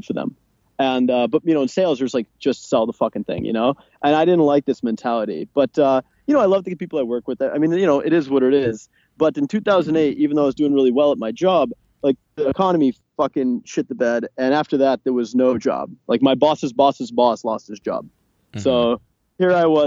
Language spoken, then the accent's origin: English; New York, United States; moved away as an adult; also born or lived in England / Las Vegas; now in Budapest, Hungary; I grew up in New York.